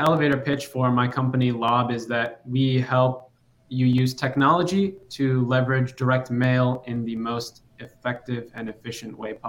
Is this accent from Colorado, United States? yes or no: no; Chicago, Illinois, United States; So my parents came from Iran, and I was born in Chicago.